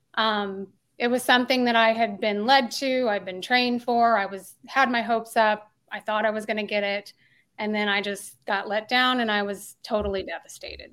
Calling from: Tulsa, Oklahoma, United States; I'm calling in from Tulsa, Oklahoma

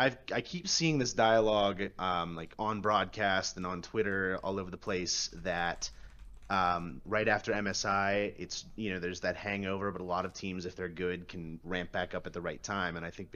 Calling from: Pittsburgh, Pennsylvania, United States

